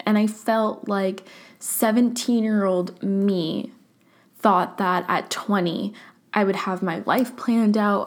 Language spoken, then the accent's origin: English; Orange County, California, United States; now in San Francisco, United States; growing up in Orange County